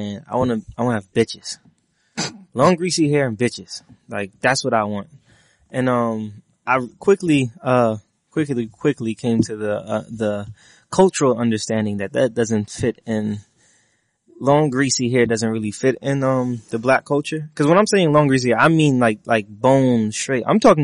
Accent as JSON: {"language": "English", "town": "New York City", "region": "New York", "country": "United States", "tie": "born or raised there", "said": "growing up in Coney Island, right? There's a mixture of people. You got black people, Spanish people, a lot of Russian people."}